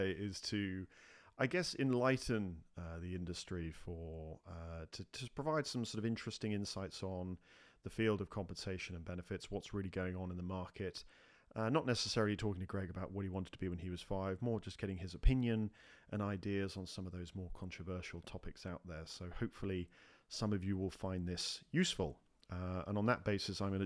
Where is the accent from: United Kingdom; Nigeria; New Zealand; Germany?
United Kingdom; moved away as an adult; now in United States; my own experiences in the UK and obviously coming over to the US as a Brit